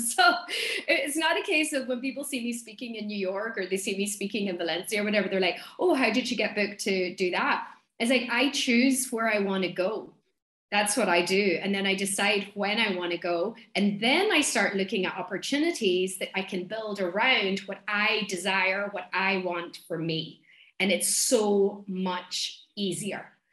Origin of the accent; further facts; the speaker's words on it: Donegal, Ulster, Ireland; accent: thick accent; I'm from Donegal, which is in the northwest of Ireland.